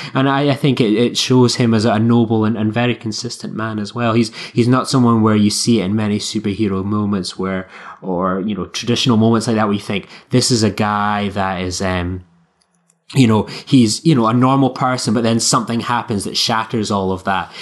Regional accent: Scotland, United Kingdom

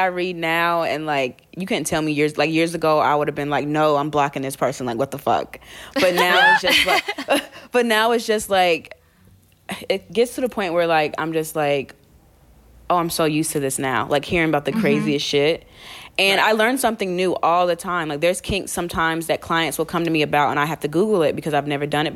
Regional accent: North Carolina, United States; moved away as an adult; now in New York, United States; I moved from North Carolina. That's where I'm originally from.

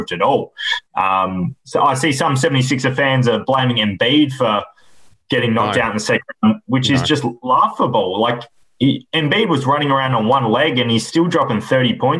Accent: Australia; being an Aussie

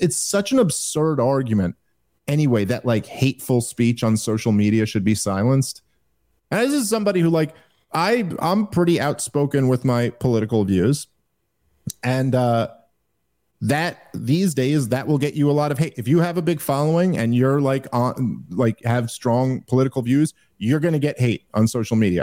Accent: New York, United States; I'm a Jew from New York

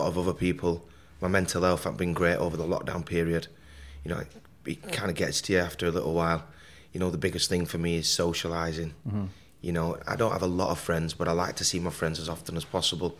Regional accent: Burnley, North West England, United Kingdom; I was born in Burnley, Lancashire.

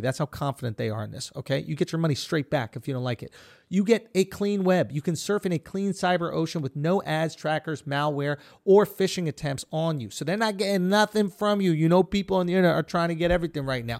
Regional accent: United States

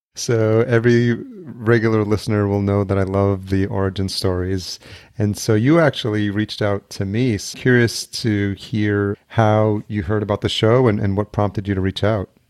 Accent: Yonkers, New York, United States; also born or lived in El Salvador; Born in El Salvador, but grew up in Yonkers, and I lived there most of my life

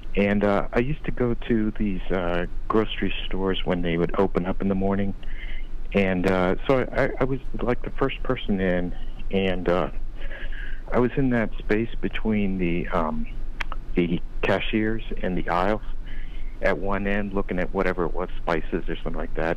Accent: Ohio, United States; also born or lived in Arizona; now in Las Vegas, United States; I grew up in Ohio

